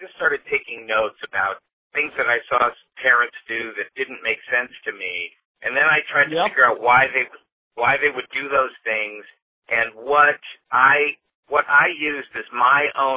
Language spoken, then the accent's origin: English; Los Angeles, California, United States; I'm from Los Angeles, California